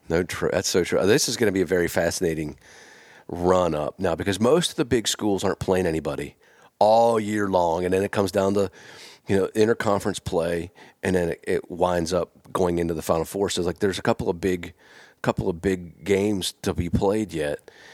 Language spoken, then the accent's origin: English; Pennsylvania, United States; moved away as an adult; also born or lived in Starkville, Mississippi; I'm from Pennsylvania.